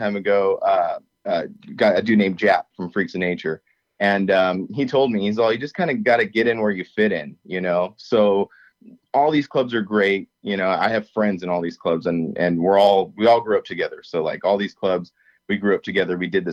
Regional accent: Southern California, United States; I'm from SoCal

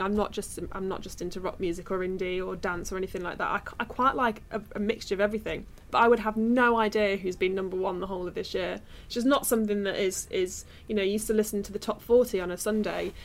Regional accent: Midlands, United Kingdom; I'm from the Midlands

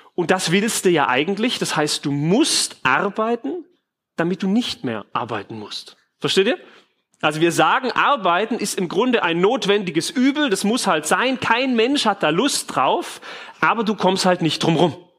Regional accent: Germany

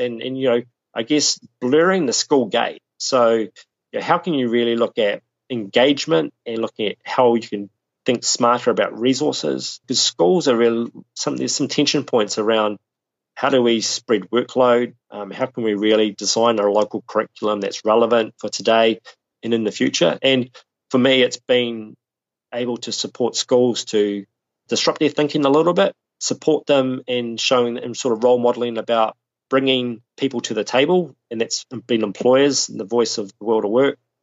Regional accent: Southland, New Zealand; now in Auckland, New Zealand; I'm, I'm based in Auckland, which is the largest city in, in New Zealand. But I grew up in Southland, uh, which is right at the bottom of the South Island of New Zealand

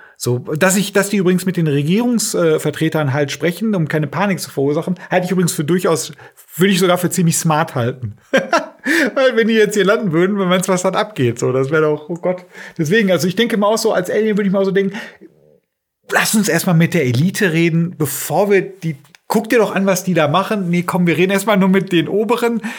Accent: Germany; wir sind ja Deutsche

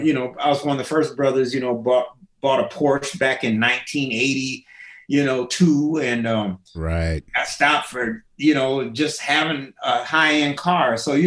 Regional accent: Springfield, Illinois, United States; born there; So I was born in Springfield, Illinois.

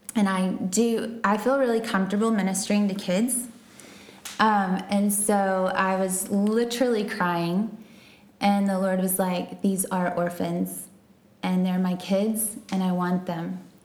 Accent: Texas, United States; moved away; I'm from Texas

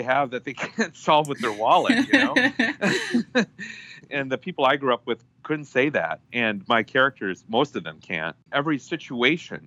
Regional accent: Minnesota, United States; Being a Minnesotan

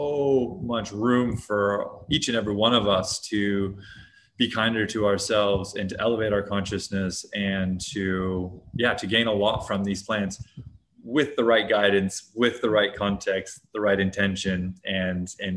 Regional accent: Hawaii, United States; moved away; also born or lived in Hong Kong; I grew up in Hawaii in the US

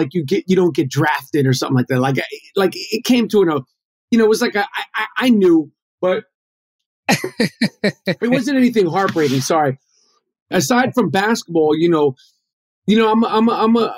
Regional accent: New York City, New York, United States; Grew up in New York City

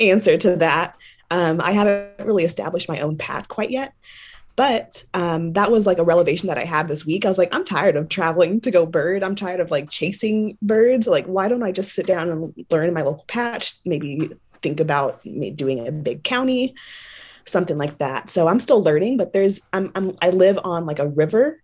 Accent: San Antonio, Texas, United States; now in San Marcos, United States; I'm from San Antonio, and I'm currently, I currently Oof, twenty twenty's been a year. I've been all over the place, but now I'm finally back in Texas, finally back close to home

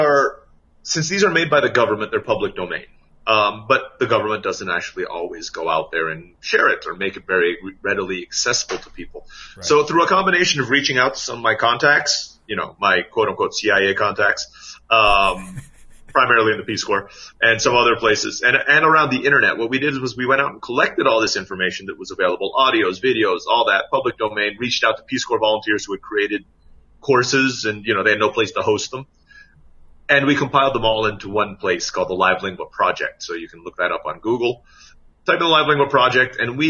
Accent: Philippines; which is apparently a Filipino language, which I'm Filipino.

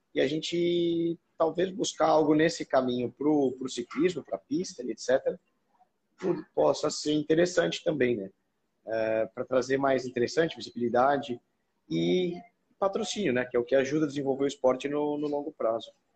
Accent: Brazil; fiquei muito, muito orgulhoso de falar sou brasileiro

